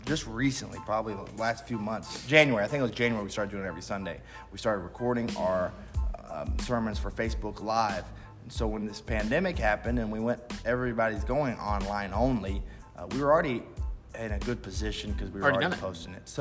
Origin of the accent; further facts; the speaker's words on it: United States; as an American.